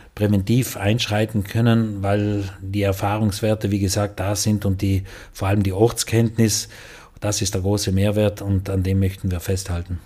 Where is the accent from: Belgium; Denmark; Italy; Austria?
Italy; South Tyrol, Trentino-Alto Adige; bei uns in Südtirol